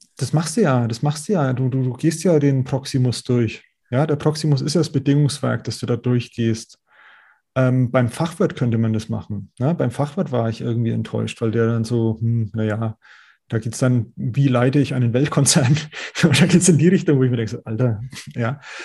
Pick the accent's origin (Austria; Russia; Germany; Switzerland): Germany; Middle Franconia, Nuremberg area, Bavaria; accent: Franconian; ich bin selber gebürtiger Mittelfranke aus, aus dem Nürnberger Raum